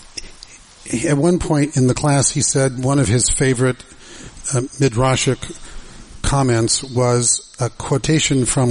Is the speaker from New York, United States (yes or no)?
no; Santa Monica, California, United States; I grew up in Santa Monica, California, in a family that was affiliated with a Reform synagogue